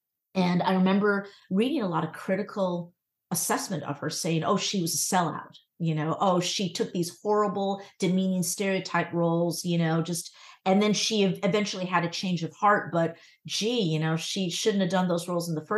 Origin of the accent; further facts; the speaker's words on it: Connecticut, United States; also born or lived in Virginia; my home state of Connecticut